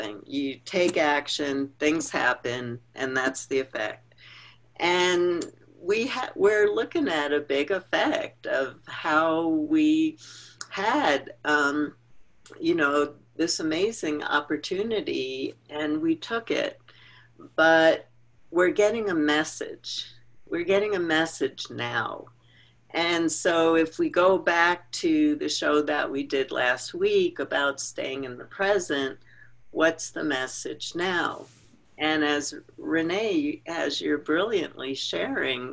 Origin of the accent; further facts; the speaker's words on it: New York, United States; I grew up in New York